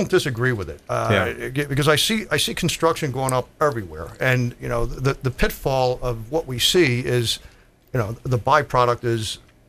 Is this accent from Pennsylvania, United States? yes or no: yes; Philadelphia, Pennsylvania, United States; And I can understand that because I came here from Philadelphia. And in Philadelphia, we had patios and we had classrooms.